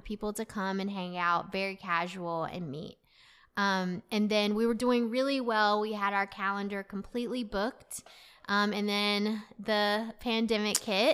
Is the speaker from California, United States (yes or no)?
no; Clayton, North Carolina, United States; also born or lived in Raleigh, North Carolina; I really grew up in Clayton.